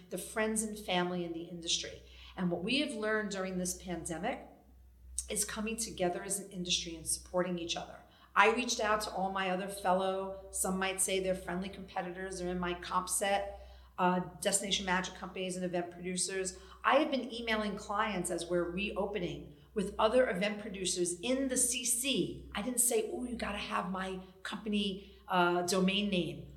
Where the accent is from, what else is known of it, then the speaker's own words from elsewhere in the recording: New York City, New York, United States; I'm a New York City girl. I grew up in Brooklyn